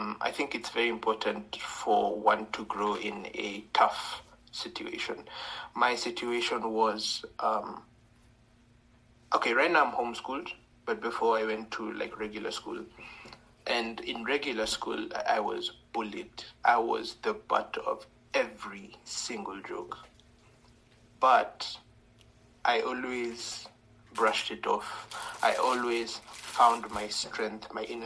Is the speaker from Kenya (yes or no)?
yes; Kenya; I am from Kenya.